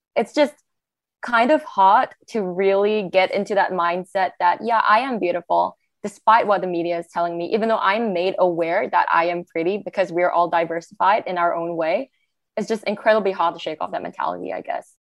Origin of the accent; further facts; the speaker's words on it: Malaysia; now in Australia; I'm from Malaysia. But even in Malaysia, growing up